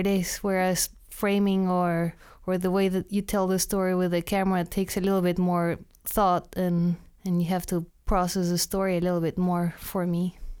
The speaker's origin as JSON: {"language": "English", "region": "Mexico City", "country": "Mexico", "also_born_or_lived": "London, United Kingdom", "moved": "as an adult", "lives_now": "United States", "said": "I'm from Mexico City."}